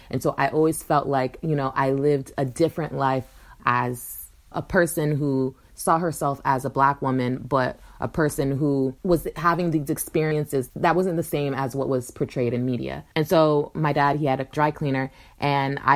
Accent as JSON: {"language": "English", "town": "Pembroke Pines", "region": "Florida", "country": "United States", "tie": "born or raised there", "said": "I grew up in South Florida in a little suburb, Pembroke Pines, in between Fort Lauderdale and Miami"}